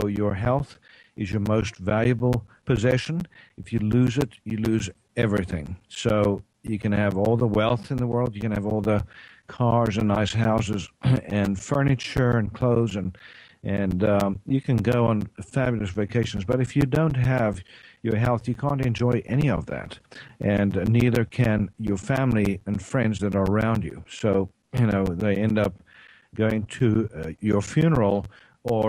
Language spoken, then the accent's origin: English; South Africa; now in Tyler, United States; I'm from East Texas, well, not originally, originally from South Africa, but I practice integrative medicine here in East Texas, Tyler, Texas